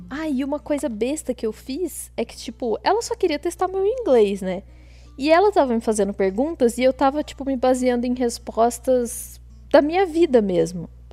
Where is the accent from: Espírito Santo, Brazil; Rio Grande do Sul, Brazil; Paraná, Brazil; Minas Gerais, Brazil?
Minas Gerais, Brazil; Botelhos; also born or lived in Poços de Caldas; eu sou de Botelhos, que talvez muita gente não conheça, uma cidadezinha muito pequenininha